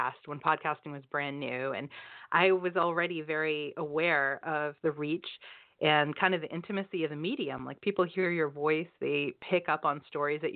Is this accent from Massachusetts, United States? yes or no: yes; Boston, Massachusetts, United States; moved away as an adult; now in Florida, United States; I'm from Boston originally